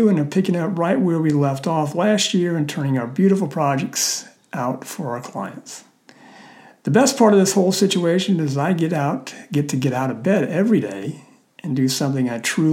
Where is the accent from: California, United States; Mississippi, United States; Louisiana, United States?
Mississippi, United States; South; moved away as an adult; now in Birmingham, Alabama, United States; I grew up in South Mississippi